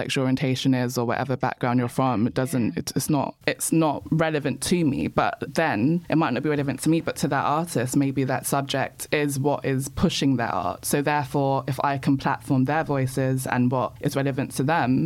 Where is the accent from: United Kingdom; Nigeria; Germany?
United Kingdom; London; I was born in Peckham and I grew up in pre-gentrified Peckham, not Peckham as it is now.